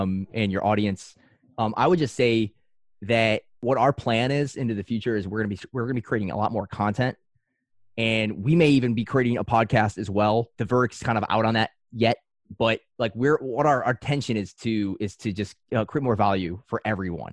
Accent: Northwest Indiana, United States; moved away as an adult; also born or lived in California; I'm back where I originally was born and raised in Northwest Indiana

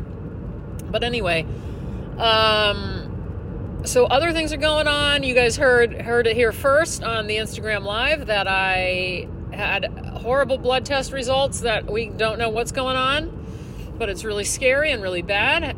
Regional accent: Texas, United States; a Texan university student

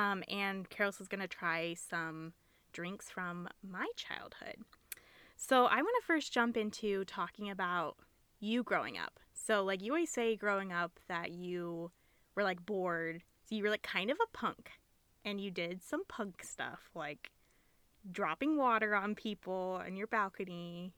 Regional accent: Ohio, United States; I grew up in America, in Ohio

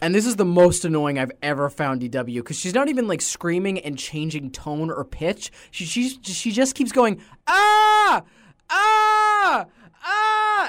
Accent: Nova Scotia, Canada; we're from Nova Scotia, so we're from, like, one of the lobster touchstones

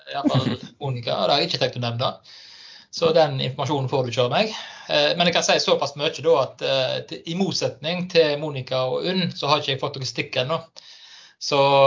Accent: Stord, Vestland, Norway; now in Fusa, Norway; vestlending. Kommer fra Stord, bor i Fusa og jobber på Haugalandet

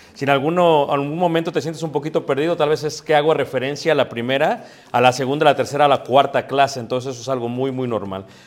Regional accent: Mexico; Yo soy latino, mestizo, soy mexicano

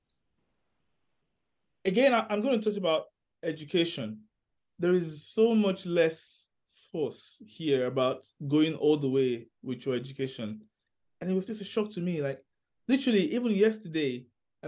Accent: Nigeria; moved away as an adult; now in England, United Kingdom; Growing up in Nigeria

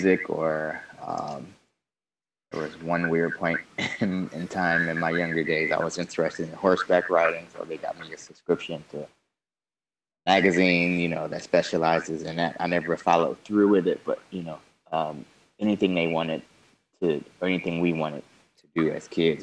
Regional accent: Detroit, Michigan, United States; I grew up on Detroit's east side

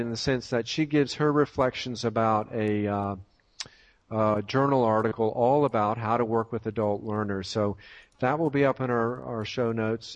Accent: Tidewater area of Virginia, United States; moved away; I'm from the Tidewater area of Virginia and haven't been back in a couple of years

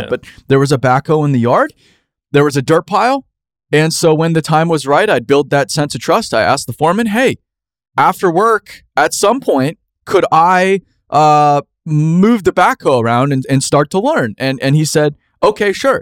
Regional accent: Phoenix, Arizona, United States; where I grew up in Phoenix, Arizona.

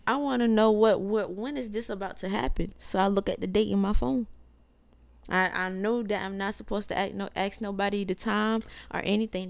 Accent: South Carolina, United States; we're from South Carolina

